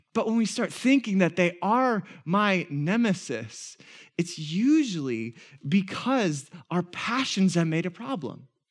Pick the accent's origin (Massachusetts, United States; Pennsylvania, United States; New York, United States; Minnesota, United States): Minnesota, United States; we're Minnesotan